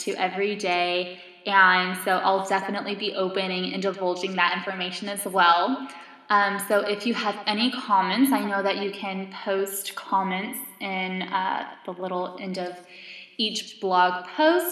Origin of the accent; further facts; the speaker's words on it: California, United States; California, which is actually my home state